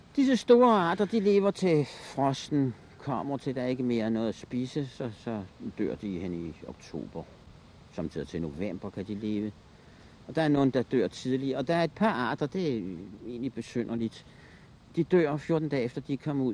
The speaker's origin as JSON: {"language": "Danish", "town": "Copenhagen", "region": "Capital Region of Denmark", "country": "Denmark", "tie": "born or raised there", "said": "Jeg boede i nærheden af Østre Anlæg"}